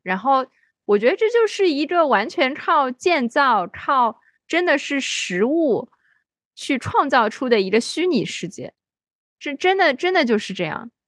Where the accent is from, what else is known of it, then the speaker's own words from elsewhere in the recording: Shanghai, China; 我作为一个上海人